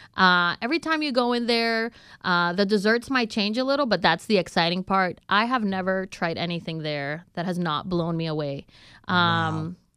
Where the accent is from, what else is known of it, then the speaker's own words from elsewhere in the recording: Honduras; moved away as an adult; now in Houston, United States; I am from Honduras